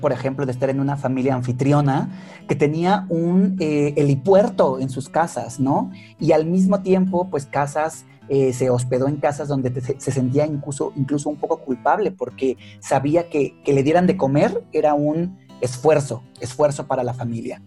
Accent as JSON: {"language": "Spanish", "country": "Mexico", "said": "como mexicano"}